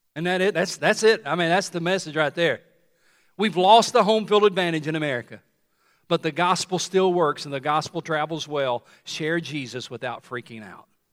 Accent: Tennessee, United States; When I was growing up in Tennessee

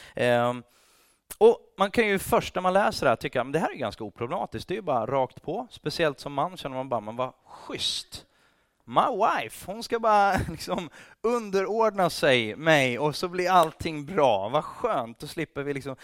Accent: Sweden; also born or lived in England

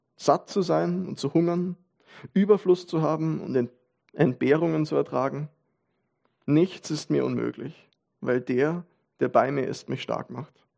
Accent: Vienna, Austria; man als Wiener

